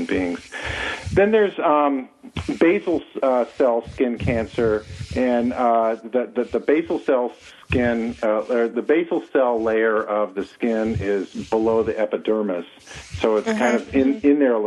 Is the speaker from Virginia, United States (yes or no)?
no; California, United States; also born or lived in White Mountains, New Hampshire; now in New Hampshire, United States; I'm originally from California